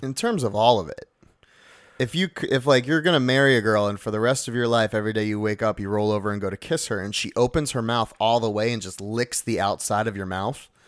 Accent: New Jersey, United States; I am from Jersey

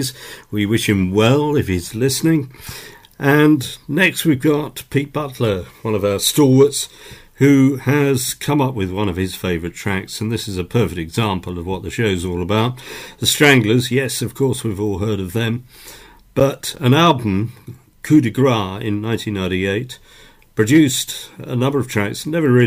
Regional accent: England, United Kingdom; we're English

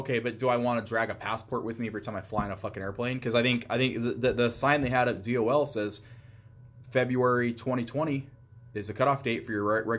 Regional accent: Alaska, United States; moved away; I was born in Alaska

